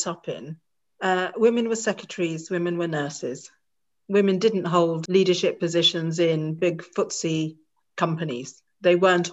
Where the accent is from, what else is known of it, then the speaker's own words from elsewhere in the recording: Bangor, Wales, United Kingdom; I look Asian, I'm Indian, I'm proud to be Indian, but I was born in Bangor, North Wales